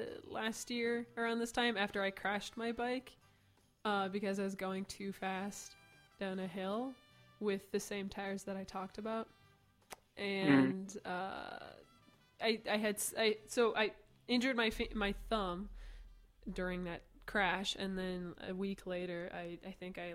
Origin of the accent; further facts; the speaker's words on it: Dubuque, Iowa, United States; I'm from Dubuque. Like, it's... I mean, my dad's Canadian, if that makes any... I think it's Canadian genes.